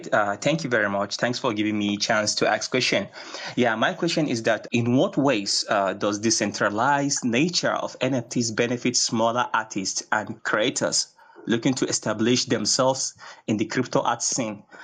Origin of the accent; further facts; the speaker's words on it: Hong Kong; Because I'm I'm also from Hong Kong